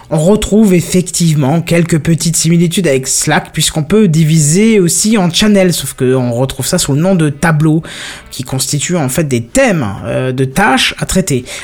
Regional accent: north-east France, France; C'est parce qu'on vient du nord-est de la France.

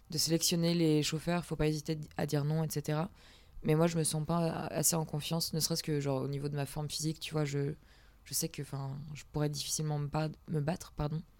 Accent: Poland; le mec euh, se prend de sympathie parce que je suis polonaise et tout, il nous prend en voiture.

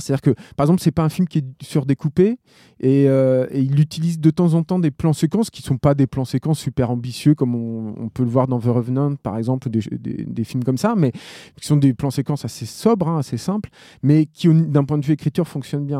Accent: France; en tant que Français

